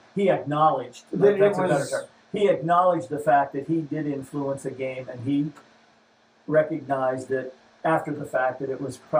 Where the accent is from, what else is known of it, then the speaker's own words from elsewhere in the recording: Burgettstown, Pennsylvania, United States; right past Burgettstown, which happens to be my hometown